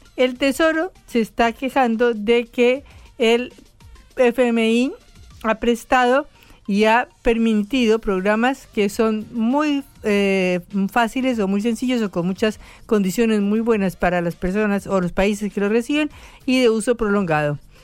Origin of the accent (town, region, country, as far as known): Argentina